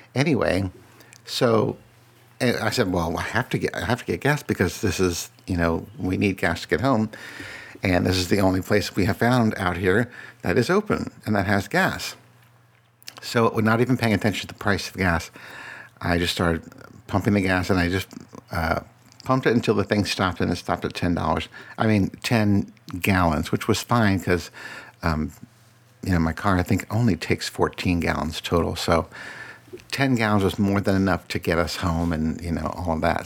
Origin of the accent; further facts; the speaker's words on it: Falls Church, Virginia, United States; also born or lived in Radford, Virginia; most of my life, I grew up in Falls Church